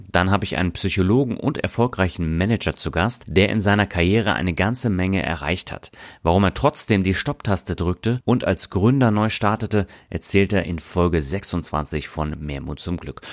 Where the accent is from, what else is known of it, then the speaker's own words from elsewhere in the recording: Berlin, Germany; moved away; ich bin ja auch in Berlin aufgewachsen